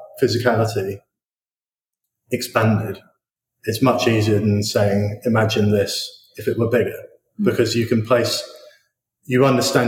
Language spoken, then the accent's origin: English; Horsham, South East England, United Kingdom; I grew up in Horsham